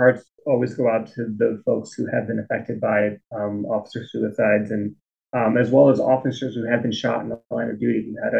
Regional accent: United States; So I grew up in the Northwest suburbs, growing up in a Jewish household.

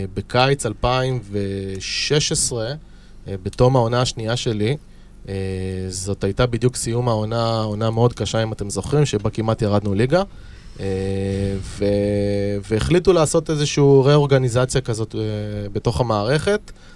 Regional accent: Holon, Tel Aviv District, Israel; אני גר באזור, גדלתי באזור, למדתי בחולון

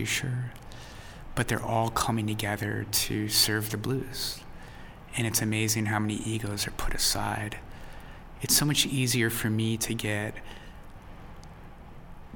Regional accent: United States; we're all American

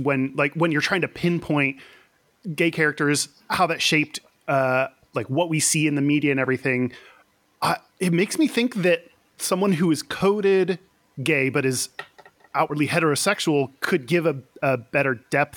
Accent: Houston, Texas, United States; now in Seattle, United States; I grew up in Houston.

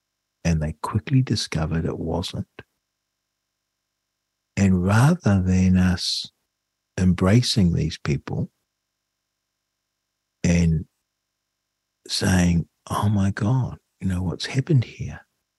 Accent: New Zealand; I had no horse in the race other than as a New Zealander.

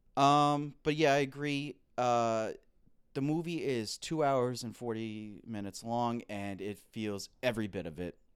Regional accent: United States; We're American.

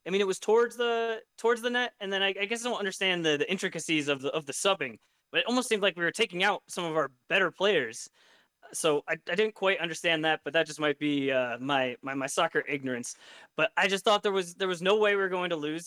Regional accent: United States; as an American

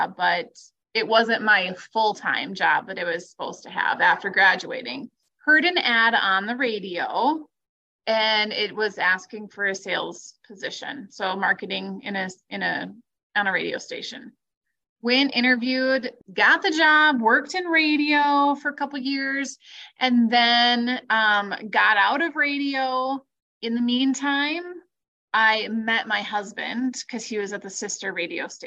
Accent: Webster, South Dakota, United States; moved away as an adult; also born or lived in Spearfish, South Dakota / Watertown, South Dakota; So I'm originally from Webster, South Dakota

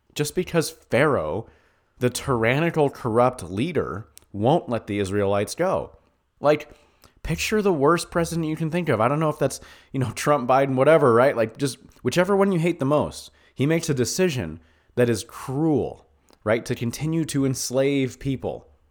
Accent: United States; as an American

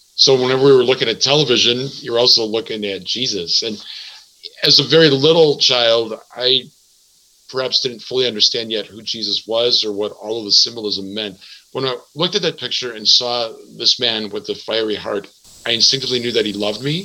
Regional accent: Milwaukee, Wisconsin, United States; now in Madison, United States; I'm from Milwaukee.

